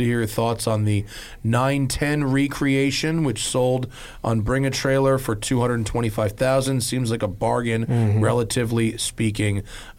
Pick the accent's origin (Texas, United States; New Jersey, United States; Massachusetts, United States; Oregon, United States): Massachusetts, United States; Boston; I grew up in Metro Boston, and your dealership was always on my car spotting loop when I was in high school.